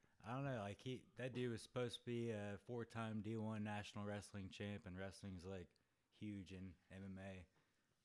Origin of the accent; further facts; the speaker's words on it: Central Illinois, United States; moved away as an adult; now in St. Louis, United States; I'm from Central Illinois